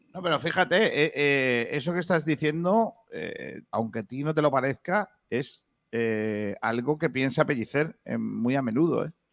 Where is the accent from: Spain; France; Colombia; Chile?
Spain; Rincón de la Victoria, Andalusia